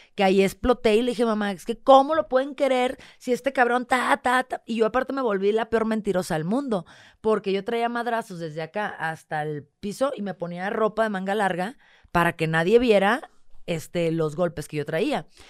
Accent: northern Mexico, Mexico; moved away as an adult; soy norteña

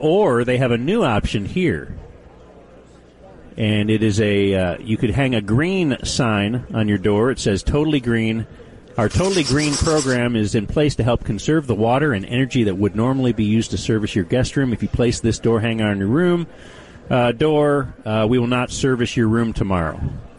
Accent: Dallas, Texas, United States; Same here. I'm a Texan.

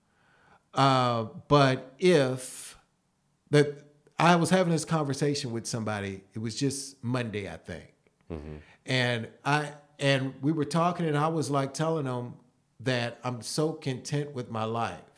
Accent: Prospect, Kentucky, United States; Louisville, Kentucky. Ah. And it's actually a suburb in Louisville called Prospect, Kentucky.

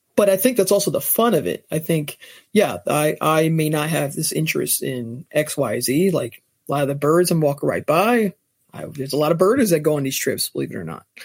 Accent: New Jersey, United States; born and raised in New Jersey

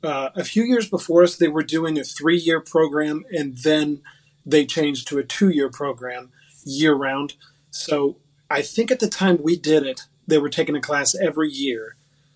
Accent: Huntington, West Virginia, United States; moved away; I grew up in Huntington, West Virginia, which is where the town is where Kentucky, Ohio, and West Virginia all meet, right there on the Ohio River. Only child

